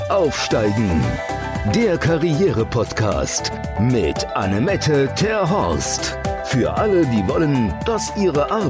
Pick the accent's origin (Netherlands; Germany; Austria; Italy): Netherlands; accent: Dutch; German is a second language; ich hoffe, ihr habt neben meinem holländischen Akzent auch diesen sehr schönen französischen Akzent von ihr genossen